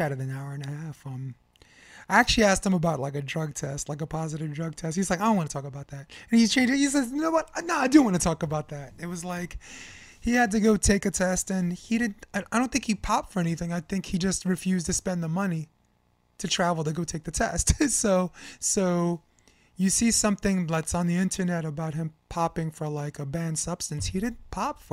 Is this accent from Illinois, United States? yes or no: no; New York, United States; I'm from New York